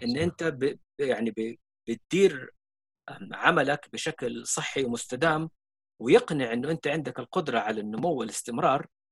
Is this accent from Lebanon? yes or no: no; Saudi Arabia; عندنا في السعوديه